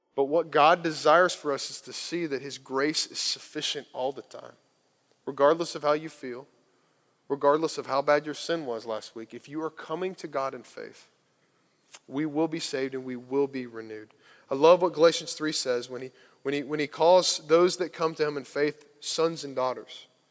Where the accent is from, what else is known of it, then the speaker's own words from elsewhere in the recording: Kentucky, United States; growing up in Kentucky